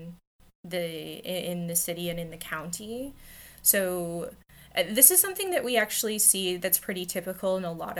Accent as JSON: {"language": "English", "town": "Chatham", "region": "Ontario", "country": "Canada", "tie": "born or raised there", "said": "my hometown of Chatham"}